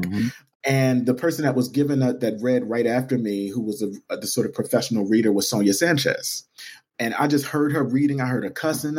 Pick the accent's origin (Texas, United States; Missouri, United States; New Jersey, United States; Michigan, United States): New Jersey, United States; Camden; Camden, New Jersey, which is my hometown